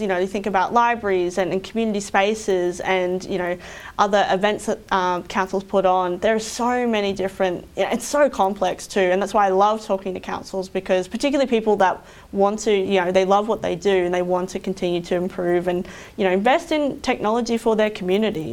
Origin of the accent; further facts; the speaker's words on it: Roma, Queensland, Australia; I grew up in Roma, which is about six hours west of here.